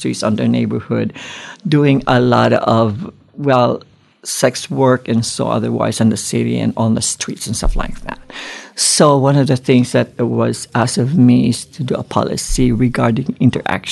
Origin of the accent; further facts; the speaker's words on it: Philippines; moved away; I grew up in the Philippines, and then the whole family moved here. So I went to school in the Philippines